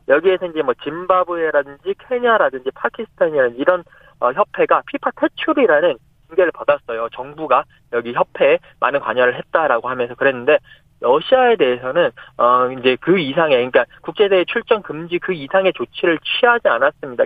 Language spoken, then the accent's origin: Korean; South Korea; 나는 한국이다